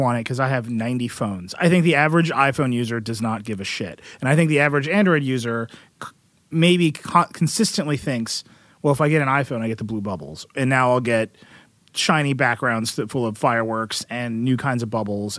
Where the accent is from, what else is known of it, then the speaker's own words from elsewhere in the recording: Wisconsin, United States; I just had some real flashbacks to growing up in Wisconsin.